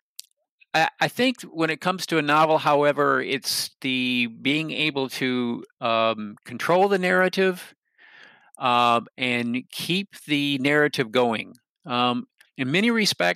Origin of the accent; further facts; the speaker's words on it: Michigan, United States; now in North Carolina, United States; I grew up in Michigan. I actually, in many ways, still consider myself a Michigander, but I have actually lived in North Carolina since 1979.